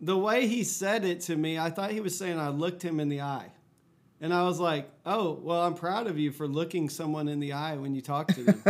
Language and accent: English; Fort Worth, Texas, United States; I grew up in Fort Worth, Texas